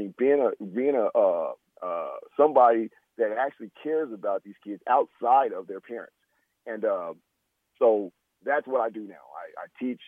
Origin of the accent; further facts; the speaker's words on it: California, United States; moved away; I'm from Cali